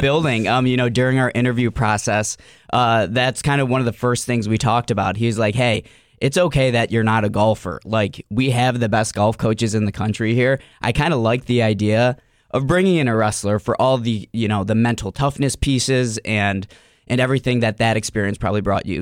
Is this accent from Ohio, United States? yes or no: yes; Cleveland, Ohio, United States; I'm from Cleveland, Ohio, uh, born and raised on the east side of Cleveland